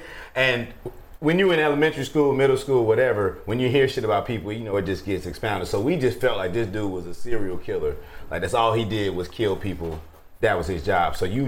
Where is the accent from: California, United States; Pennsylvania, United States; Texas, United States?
California, United States; Inglewood; Yeah, I'm from Inglewood, actually, man.